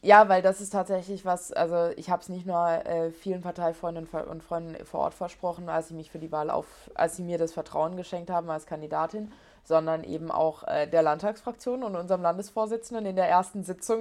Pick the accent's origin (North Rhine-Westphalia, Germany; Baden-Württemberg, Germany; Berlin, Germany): Baden-Württemberg, Germany; Ettlingen; also born or lived in Heidelberg / Stuttgart; da bin ich dann auch richtig äh, Patriot für meine Heimat